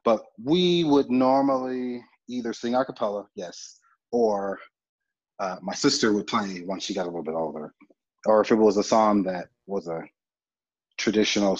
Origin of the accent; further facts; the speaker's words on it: Oklahoma City, Oklahoma, United States; now in Albuquerque, United States; grew up in Oklahoma City, and I was born and raised there